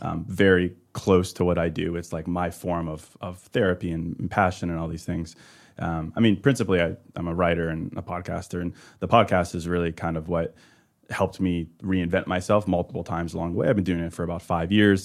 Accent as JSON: {"language": "English", "region": "Midwest", "country": "United States", "also_born_or_lived": "Chicago", "said": "I'm a Midwesterner"}